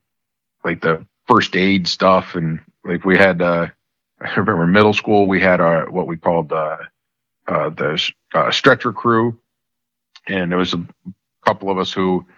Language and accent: English; Newtown, Connecticut, United States; I grew up in a little town in Connecticut, Newtown, Connecticut.